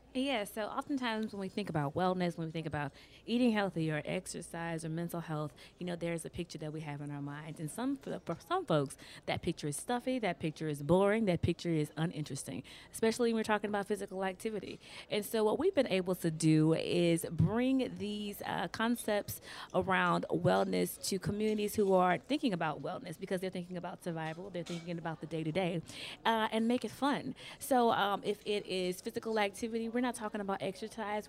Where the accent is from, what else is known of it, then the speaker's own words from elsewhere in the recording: Louisiana, United States; I'm from Louisiana